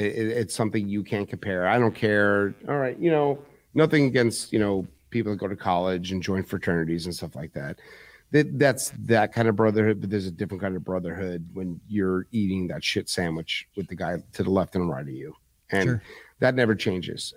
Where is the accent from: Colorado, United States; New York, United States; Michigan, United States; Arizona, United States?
New York, United States; New York City; moved away; also born or lived in Manalapan, New Jersey; I was born and raised in Bronx, New York